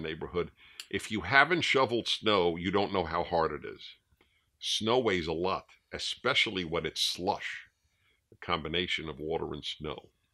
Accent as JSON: {"language": "English", "town": "New York City", "region": "New York", "country": "United States", "tie": "born or raised there", "said": "I grew up in New York City, in Brooklyn"}